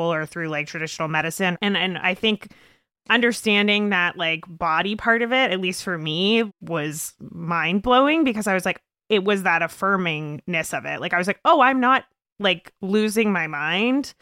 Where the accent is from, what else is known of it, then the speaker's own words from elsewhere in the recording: Canada; I'm Canadian